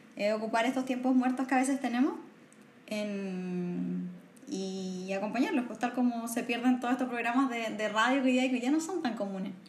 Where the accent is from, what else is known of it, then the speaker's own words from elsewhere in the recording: northern Chile, Chile; moved away as an adult; now in Santiago, Chile; soy del norte de Chile, criada en el norte de Chile y ya llevo gran parte de, de mi adultez en Santiago